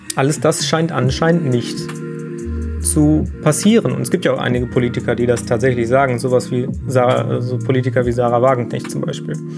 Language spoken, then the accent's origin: German; Germany; bei uns in Deutschland